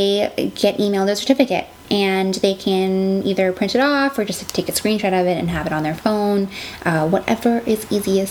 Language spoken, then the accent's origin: English; Alberta, Canada; moved away; I grew up in Alberta